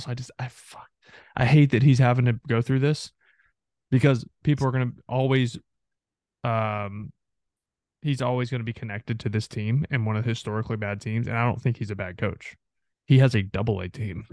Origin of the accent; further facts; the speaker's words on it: Texarkana, Texas, United States; I grew up on the Texas side of Texarkana